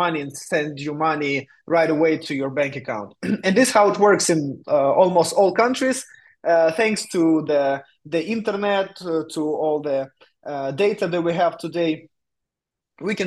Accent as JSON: {"language": "English", "country": "Ukraine", "also_born_or_lived": "Vietnam", "moved": "as an adult", "lives_now": "Barcelona, Spain", "said": "I'm from Ukraine. Now I'm based in Spain, in Barcelona"}